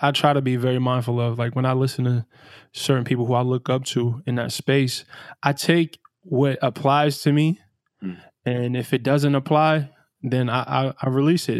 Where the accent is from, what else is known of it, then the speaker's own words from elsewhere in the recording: New York City, New York, United States; I grew up in Brownsville, Brooklyn